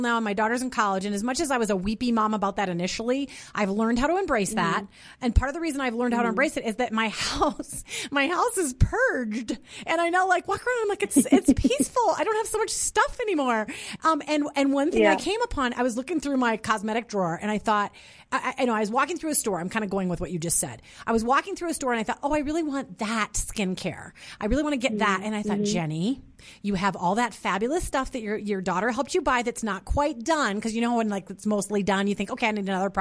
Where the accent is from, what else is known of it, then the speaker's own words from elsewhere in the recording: St. Peter, Minnesota, United States; So I grew up in Minnesota.